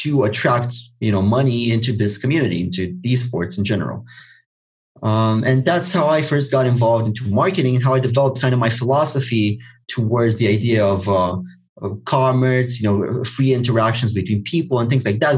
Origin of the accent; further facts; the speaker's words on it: Romania; I'm from Romania, and if you're not aware, if you're not from Eastern Europe, then the mentality here is not very entrepreneurial.